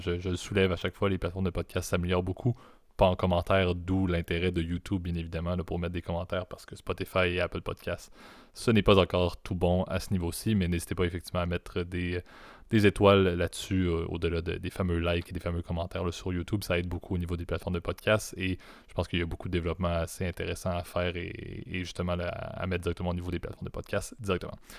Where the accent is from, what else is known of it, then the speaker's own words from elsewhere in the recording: not far from Montreal, Quebec, Canada; je suis un Québécois euh, qui, qui, est né au Québec, euh, pas trop loin